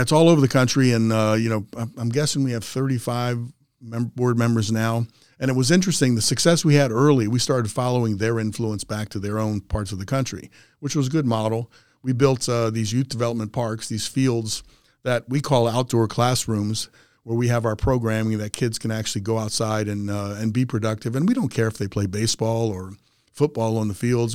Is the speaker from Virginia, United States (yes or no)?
no; Aberdeen, Maryland, United States; I grew up a kid in Aberdeen, which is about thirty miles outside of Baltimore, up ninety-five